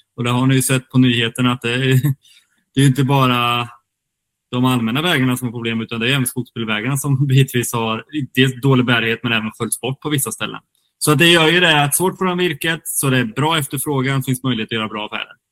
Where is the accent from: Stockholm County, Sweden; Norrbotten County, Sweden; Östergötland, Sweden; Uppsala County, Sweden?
Östergötland, Sweden; Kinda; now in Gothenburg, Sweden; Kindasågen också, där jag kommer ifrån